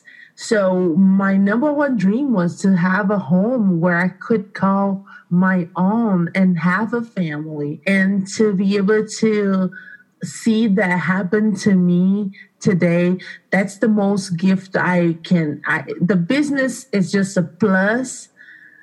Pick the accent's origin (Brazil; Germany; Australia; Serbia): Brazil; English is a second language; moved away as an adult; now in Aurora, United States; I am originally from Brazil. I came from Brazil about 15 years ago